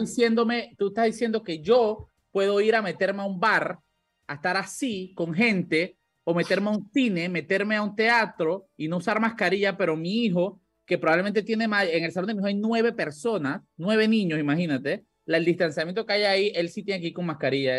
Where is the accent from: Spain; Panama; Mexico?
Panama; La Chorrera, Panamá Oeste; yo soy de Chorrera y yo recuerdo eh, cuando vivía allá